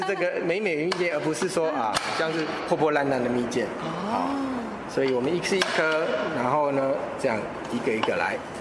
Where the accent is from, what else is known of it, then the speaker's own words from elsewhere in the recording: Yilan County, Taiwan; 是我们宜兰的特产，叫金桔